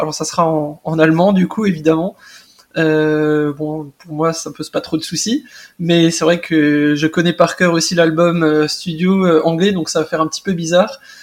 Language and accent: French; Alsace, Grand Est, France; je viens d'Alsace